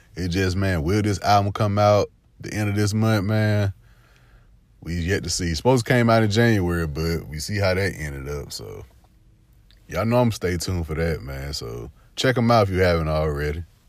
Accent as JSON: {"language": "English", "town": "Phenix City", "region": "Alabama", "country": "United States", "said": "I'm from the South, man. I'm from, uh, Phoenix City, Fort Mitchell. We like a hour forty, hour thirty away from Atlanta"}